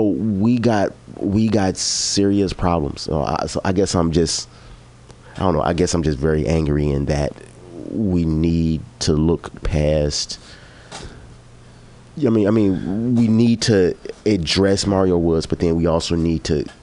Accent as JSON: {"language": "English", "town": "Chicago", "region": "Illinois", "country": "United States", "said": "I'm from Chicago"}